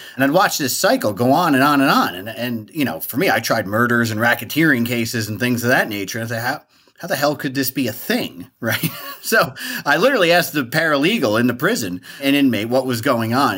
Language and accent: English; New Jersey, United States; moved away as an adult; also born or lived in Hoboken, New Jersey; now in Washington, D.C., United States; I'm from New Jersey, although I live in D C now